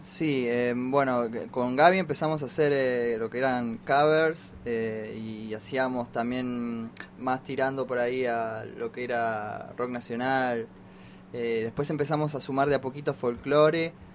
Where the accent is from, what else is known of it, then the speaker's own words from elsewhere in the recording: Munro, Buenos Aires Province, Argentina; somos del barrio, después nos dimos cuenta, somos los dos de Munro